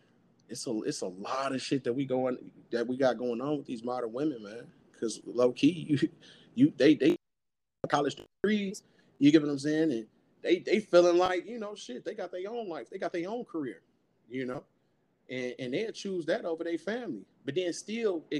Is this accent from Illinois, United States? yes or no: yes; Chicago, Illinois, United States; I'm from Chicago, South Side